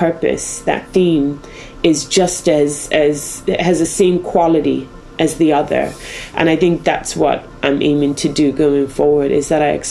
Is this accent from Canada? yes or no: no; Bermuda; now in Wales, United Kingdom; I'm from Bermuda originally, and so not from this country